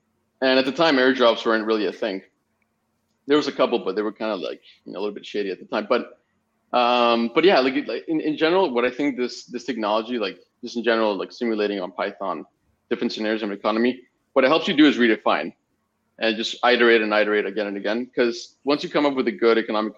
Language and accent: English; Spain; also born or lived in Mexico; And I'm originally from Spain. My parents are living in Mexico. I was raised in Mexico for a bit. And I ended up studying in Canada.